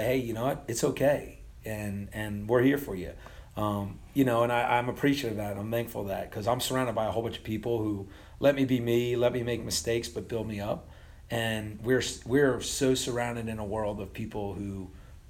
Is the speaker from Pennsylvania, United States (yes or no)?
no; Point Pleasant, New Jersey, United States; also born or lived in Elon, North Carolina; I was born in Point Pleasant, New Jersey, but I grew up at Elon